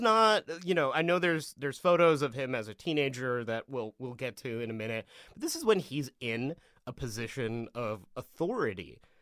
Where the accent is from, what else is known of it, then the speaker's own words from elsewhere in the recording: Vancouver, British Columbia, Canada; I grew up around Vancouver